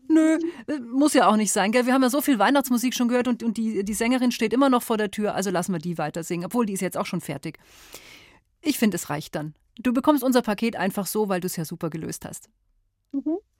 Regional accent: Germany; bei uns in Deutschland

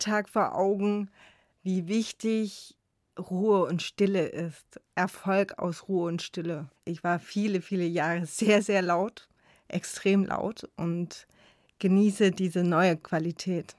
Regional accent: Chemnitz, Saxony, Germany; als Kind in Chemnitz an der Körperbehindertenschule

